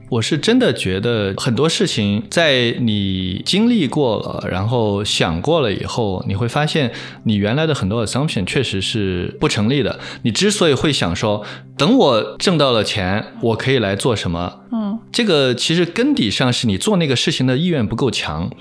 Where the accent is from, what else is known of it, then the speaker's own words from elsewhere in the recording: China; 这个不只是说我们中国人的圈子